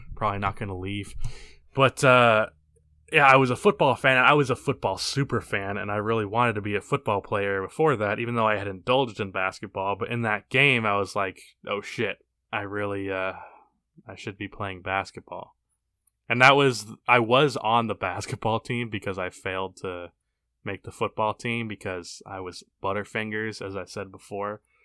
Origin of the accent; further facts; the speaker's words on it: Alabama, United States; I was born in Alabama